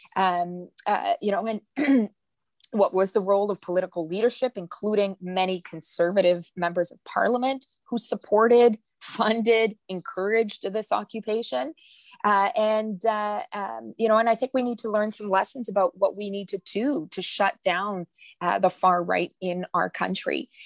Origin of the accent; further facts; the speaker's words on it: Manitoba, Canada; I'm from Manitoba